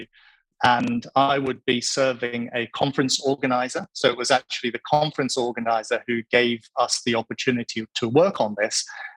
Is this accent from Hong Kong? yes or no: yes; Hong Kong; I grew up in Hong Kong